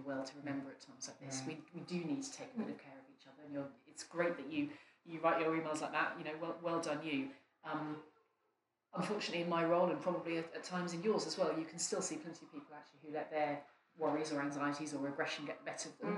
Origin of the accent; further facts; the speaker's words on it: West Norfolk, East of England, United Kingdom; I grew up in West Norfolk